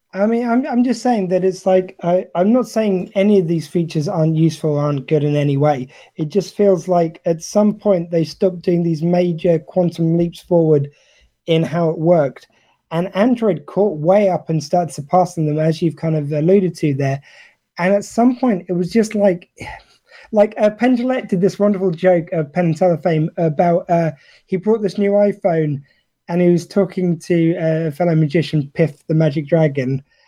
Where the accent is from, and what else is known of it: United Kingdom